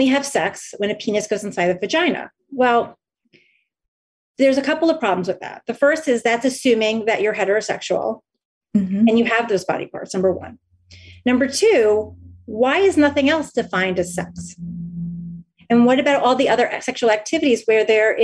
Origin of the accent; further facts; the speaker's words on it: New Jersey, United States; I grew up in New Jersey